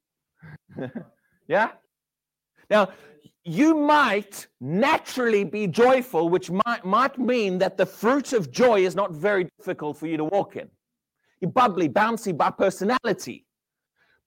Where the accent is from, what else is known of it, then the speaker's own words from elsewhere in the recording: South Africa; now in United Kingdom; I'm South African, but I've lived here a long time.